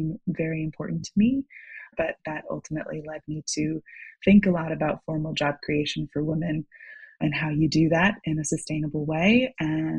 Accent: Seattle, Washington, United States; moved away; I'm originally from Seattle, Washington

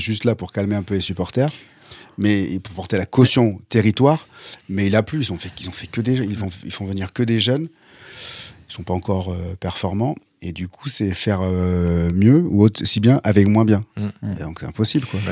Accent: France; en tant que Français

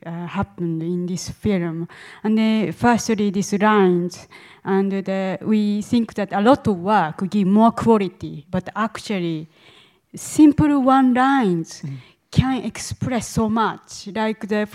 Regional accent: Japan; moved away; I grew up in Japan

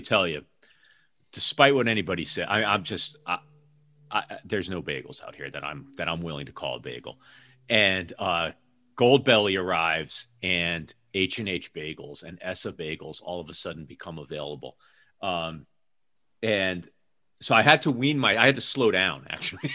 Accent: New Haven, Connecticut, United States; moved away as an adult; also born or lived in New York City; now in Seattle area, United States; I grew up outside of New Haven, Connecticut

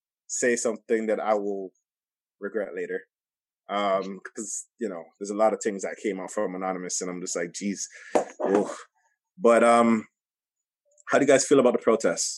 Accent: Toronto, Ontario, Canada; we're from Toronto, we're in the GTA

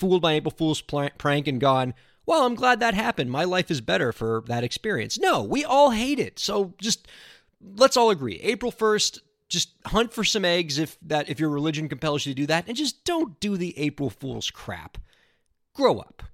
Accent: Miami, Florida, United States; born or raised there

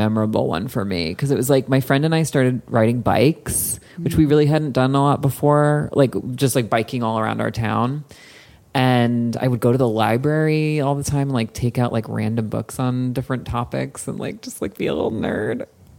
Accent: New Jersey, United States; moved away; there was a Gap in my hometown.

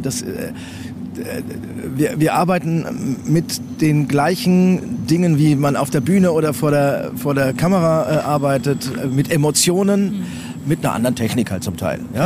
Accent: Coburg, Bavaria, Germany; moved away as an adult; also born or lived in Munich / Berlin; now in Hamburg, Germany; Ich bin geboren und aufgewachsen in Coburg, Oberfranken

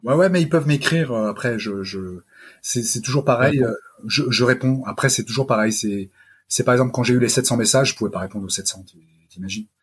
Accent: France; je suis français euh, d'abord, euh, même si je suis d'origine italienne

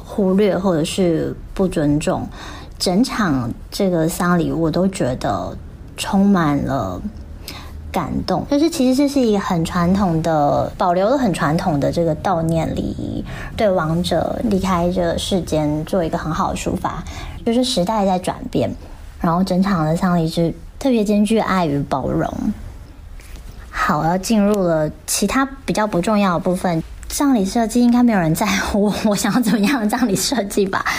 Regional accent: Taiwan; now in Shanghai, China; ，啊，我是台湾人，已经在上海生活工作第九个年头了。

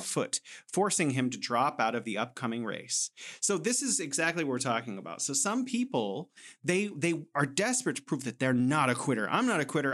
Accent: United States; I'm an American

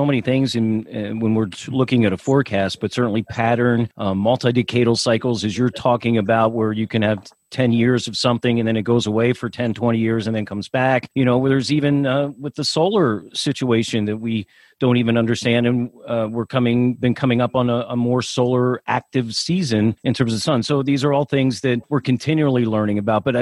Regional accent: outside of Philadelphia, Pennsylvania, United States; growing up outside of Philadelphia

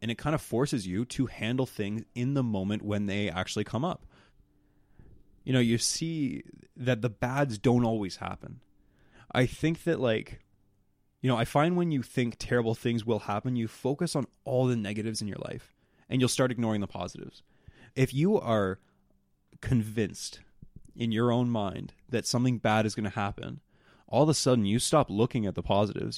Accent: the Maritimes, Canada; I'm from the Maritimes

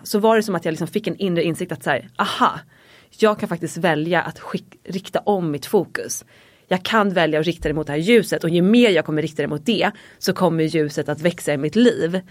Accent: Dalarö, Stockholm County, Sweden; jag är uppvuxen ute på Dalarö, ett väldigt litet samhälle utanför stan. Typ en 40 minuter från city här i Stockholm

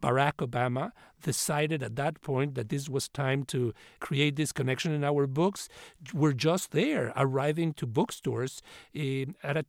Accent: Mexico City, Mexico; now in United States; I grew up in Mexico City and came to this country as an immigrant

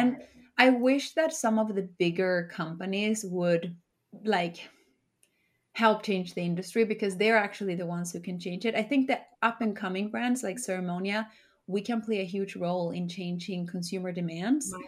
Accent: Sweden; moved away as an adult; now in New York, United States; I was born and raised in Sweden

